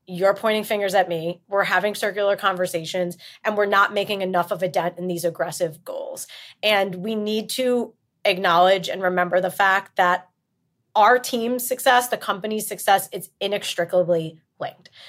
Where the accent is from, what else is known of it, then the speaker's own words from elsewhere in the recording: New York, United States; also born or lived in New Jersey; technically, I'm from New York